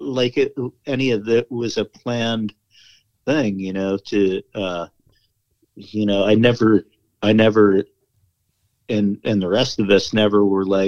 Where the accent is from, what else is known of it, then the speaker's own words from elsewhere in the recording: East Coast, United States; moved away as an adult; also born or lived in Telluride, Colorado / Crested Butte, Colorado; when I came out from East Coast where I grew up